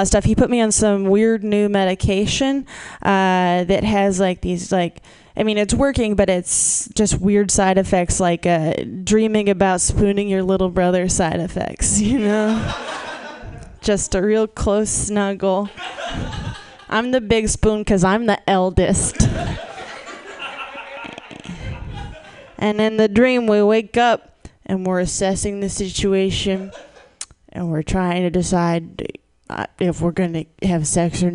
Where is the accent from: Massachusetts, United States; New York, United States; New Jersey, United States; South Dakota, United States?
Massachusetts, United States; moved away; I'm from Massachusetts originally.